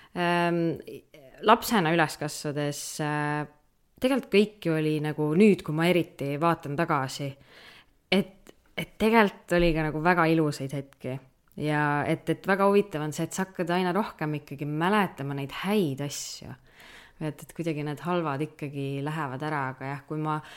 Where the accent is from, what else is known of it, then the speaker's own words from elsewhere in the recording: Kudjape, Saare County, Estonia; meil see huud, kus ma üles kasvasin, oli Kudjape